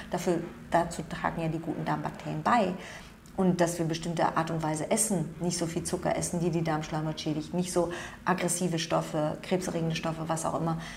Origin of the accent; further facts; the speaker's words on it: South Korea; Das ist so, ähm, das machen die Koreaner, ich bin Koreaner